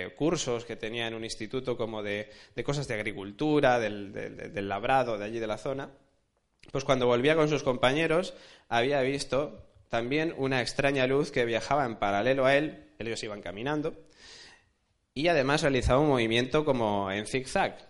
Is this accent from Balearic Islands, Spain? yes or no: no; Alicante, Valencian Community, Spain; also born or lived in Rosario, Argentina; soy de Alicante, aunque haya nacido en Argentina me he criado en Alicante